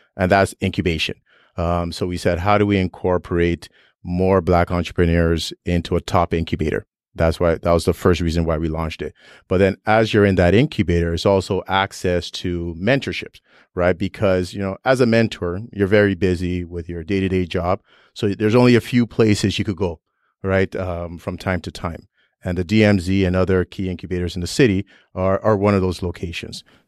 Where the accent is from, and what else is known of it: Toronto, Ontario, Canada; born or raised there; also born or lived in Nigeria / Vaughan, Ontario